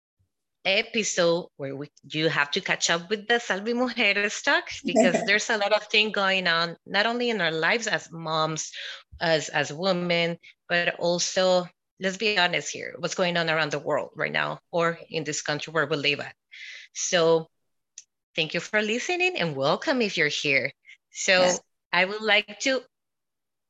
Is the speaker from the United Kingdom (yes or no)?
no; Guatemala; moved away; also born or lived in El Salvador; And I was born in El Salvador and I was raised in Guatemala.